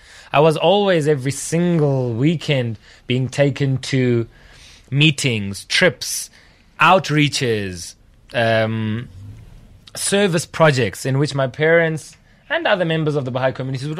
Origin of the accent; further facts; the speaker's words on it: South Africa; I grew up from a very young age being exposed to the reality of our country.